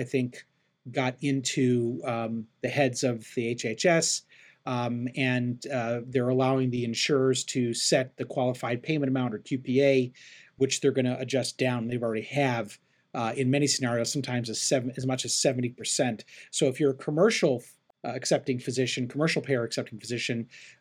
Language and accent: English; Chicago, Illinois, United States; moved away as an adult; also born or lived in Cleveland, Ohio / Phoenix, Arizona; now in Los Angeles, United States; I grew up in Chicago, and I live right now in Los Angeles, California